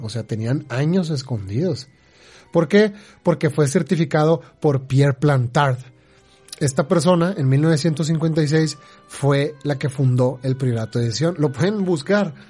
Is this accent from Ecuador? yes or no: no; Mexico; acá en México